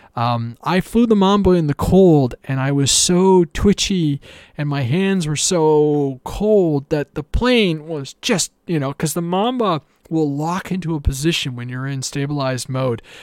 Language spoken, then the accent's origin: English; Canada; I'm Canadian